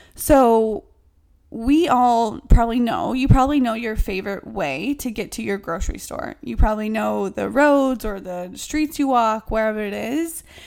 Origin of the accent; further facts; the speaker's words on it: the South, United States; now in New York City, United States; I'm from the South.